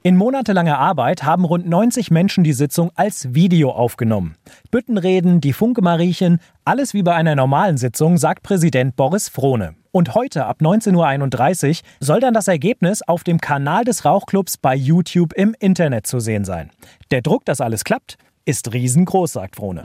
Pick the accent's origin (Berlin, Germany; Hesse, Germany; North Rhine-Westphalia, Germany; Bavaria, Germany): Hesse, Germany; Central; Der Karneval bei uns in Mittelhessen